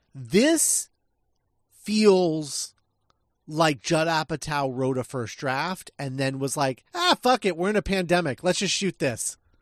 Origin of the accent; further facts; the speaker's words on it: Midwest, United States; I was raised in the Midwest